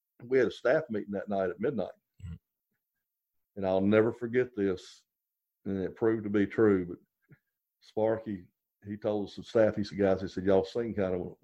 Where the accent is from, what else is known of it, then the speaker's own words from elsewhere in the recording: North Carolina, United States; moved away as an adult; now in South Carolina, United States; this is my adopted home. I'm from North Carolina, but this is home